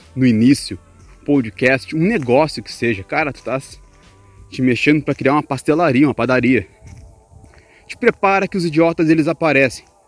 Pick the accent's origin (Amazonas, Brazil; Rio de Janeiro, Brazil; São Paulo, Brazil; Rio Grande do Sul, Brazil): Rio Grande do Sul, Brazil; now in Chaves, Portugal; Eu sou do Rio Grande do Sul